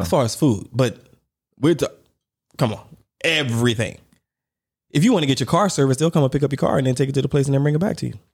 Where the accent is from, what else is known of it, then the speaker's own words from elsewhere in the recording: United States; moved away; I'm American